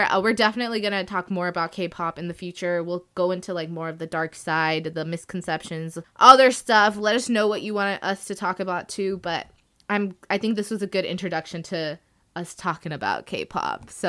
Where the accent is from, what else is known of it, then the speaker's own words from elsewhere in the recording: India; I am Indian, so I've been listening to a lot of Bollywood or like Indian music, Hindi music, Punjabi music for so long in my life